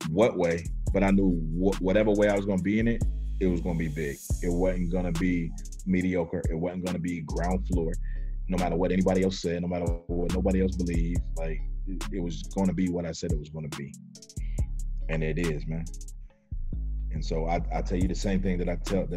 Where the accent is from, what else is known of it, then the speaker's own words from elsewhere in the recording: North Carolina, United States; I'm from North Carolina.